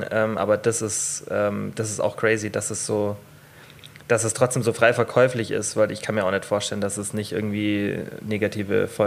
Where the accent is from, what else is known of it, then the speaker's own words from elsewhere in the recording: Bavaria, Germany; Bei uns in Bayern sagt man das.